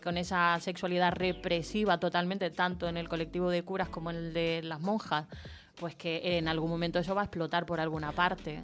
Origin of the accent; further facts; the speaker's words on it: Chile; yo nací en Chile